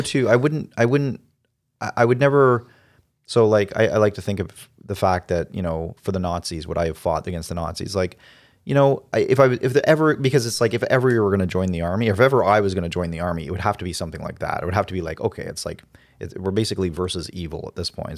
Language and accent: English; Canada; I like being Canadian